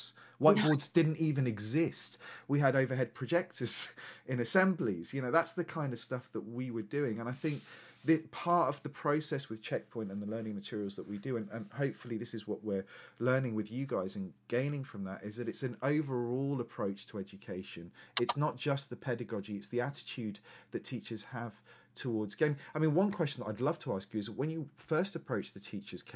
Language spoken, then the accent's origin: English; Lincolnshire, East Midlands, United Kingdom; also born or lived in London; I was born in London, moved to Lincolnshire when I was very 6 months old. So there was, in Lincolnshire in the 80s and 90s, there was no ethnicity or diversity at all.